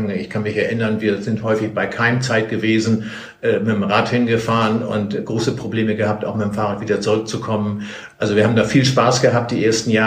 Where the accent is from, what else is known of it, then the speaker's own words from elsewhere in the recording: Hamburg area, Germany; zu meiner Jugendzeit war es so, ich bin gebürtig aus der Gegend von Hamburg.